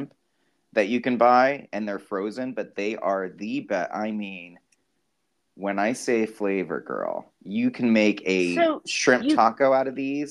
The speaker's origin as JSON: {"language": "English", "town": "Key West", "region": "Florida", "country": "United States", "tie": "born or raised there", "said": "where I grew up in Florida, in Key West"}